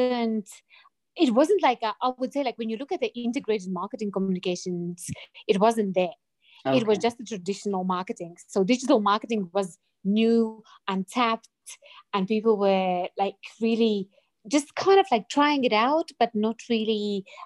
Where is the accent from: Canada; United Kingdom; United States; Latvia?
Latvia; moved away as an adult; now in Harare, Zimbabwe; I'm currently in Zimbabwe, but I'm originally from Latvia, Eastern Europe, like a tiny, tiny country.